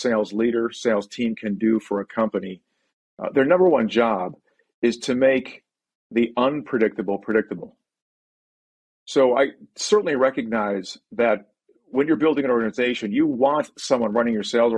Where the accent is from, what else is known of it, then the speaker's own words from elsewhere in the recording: Buffalo, New York, United States; we grew up in Buffalo, New York, and that's where the family settled